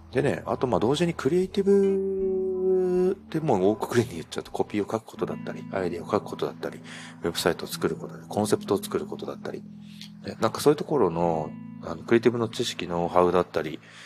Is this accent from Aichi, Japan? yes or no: no; Hokkaido, Japan; now in Kyoto, Japan; 北海道出身なんで、あの、冬場なんて絶対自転車乗らない